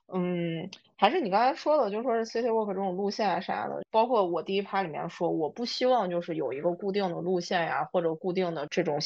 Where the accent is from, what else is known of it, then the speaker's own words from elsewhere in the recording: Northwest China, China; 西安是一个很热情好客的一个城市，而且我们西北人大多性格都比较开朗